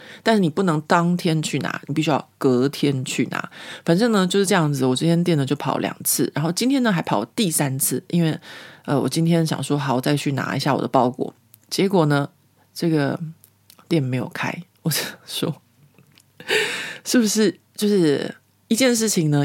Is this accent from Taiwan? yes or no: yes; Taiwan; moved away as an adult; now in Paris, France; 在我在台湾成长的过程里面